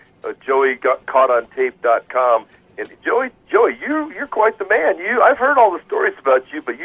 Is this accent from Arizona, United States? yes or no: yes; Phoenix, Arizona, United States; I was born and raised in Phoenix.